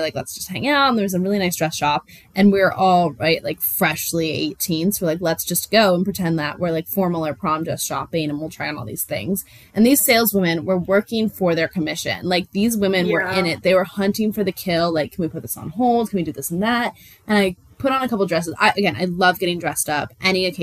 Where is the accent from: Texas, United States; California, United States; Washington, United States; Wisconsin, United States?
Washington, United States; Puyallup; the most important part of my hometown culture to me is the Puyallup Fair